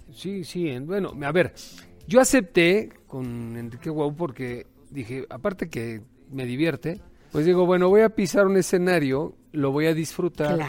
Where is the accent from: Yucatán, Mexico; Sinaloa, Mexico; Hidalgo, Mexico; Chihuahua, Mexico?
Hidalgo, Mexico; Tulancingo; me crié en Tulancingo